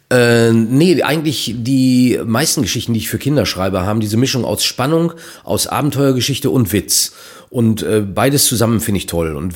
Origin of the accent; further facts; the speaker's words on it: North Rhine-Westphalia, Germany; Ein Kuss ist bei uns in Ostwestfalen ein Eheversprechen.